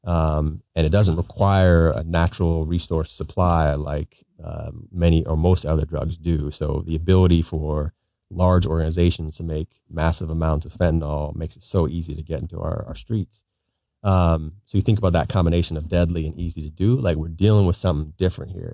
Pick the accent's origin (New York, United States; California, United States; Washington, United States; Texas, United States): Washington, United States; Pierce County; I grew up in Pierce County